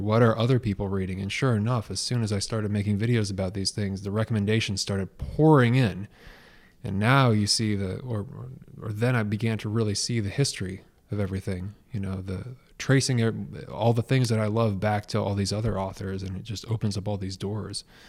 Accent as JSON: {"language": "English", "town": "Portland", "region": "Oregon", "country": "United States", "also_born_or_lived": "Los Angeles / St. Petersburg, Florida", "moved": "yes", "lives_now": "Detroit, United States", "said": "I'm originally from the Pacific Northwest in the Portland, Oregon area"}